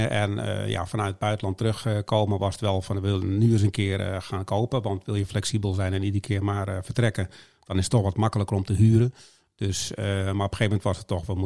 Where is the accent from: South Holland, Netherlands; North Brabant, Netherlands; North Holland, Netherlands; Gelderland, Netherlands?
North Holland, Netherlands; Haarlem; Maar ik, ik kom uit Haarlem, dus ik ben een Haarlemse mug.